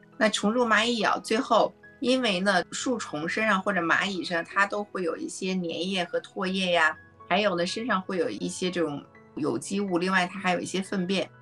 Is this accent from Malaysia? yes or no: no; China; 他就跟我们中国人的这种气味审美呢就完全不同